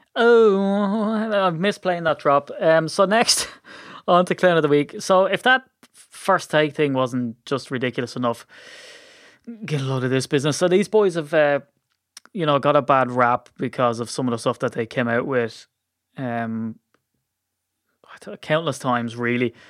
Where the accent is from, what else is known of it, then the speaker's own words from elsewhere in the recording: Ireland; I'm Irish